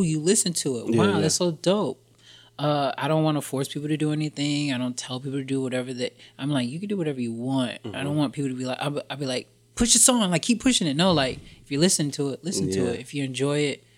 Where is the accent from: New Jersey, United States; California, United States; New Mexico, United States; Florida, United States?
Florida, United States; Jacksonville; also born or lived in New York; now in Los Angeles, United States; I'm originally from Florida, Jacksonville, Florida.